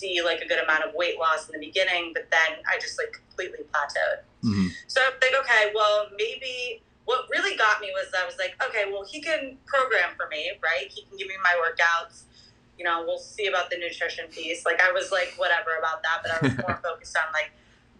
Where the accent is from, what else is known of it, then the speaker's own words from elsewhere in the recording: New Jersey, United States; moved away as an adult; also born or lived in Manhattan, New York; now in Boston, United States; I'm from New Jersey. Grew up outside New York.